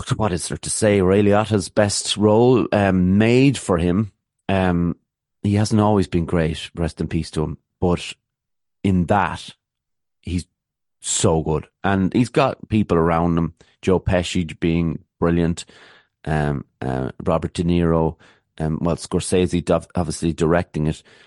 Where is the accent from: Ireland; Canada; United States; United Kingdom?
Ireland; an Irish person